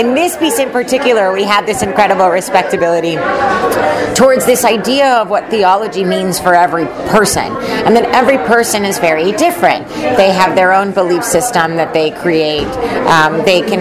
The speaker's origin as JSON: {"language": "English", "country": "Puerto Rico", "moved": "as an adult", "lives_now": "Los Angeles, United States", "said": "I'm originally from Puerto Rico. I moved to California to go to USC to get my MFA in acting"}